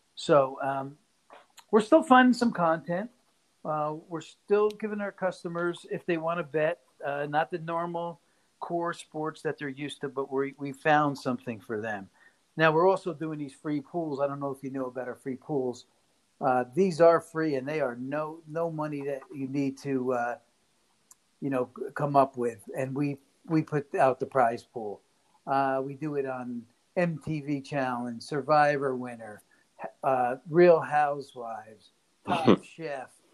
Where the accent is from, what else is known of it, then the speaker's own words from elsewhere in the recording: Poughkeepsie, New York, United States; moved away as an adult; now in Las Vegas, United States; I'm from Poughkeepsie, New York. Um, that's where I was born, and that's where I lived for the first 24 years of my life before I came out to Las Vegas